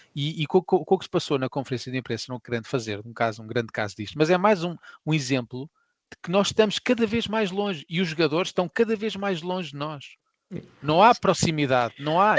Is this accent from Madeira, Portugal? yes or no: no; Lisbon, Portugal; Morava em Arroz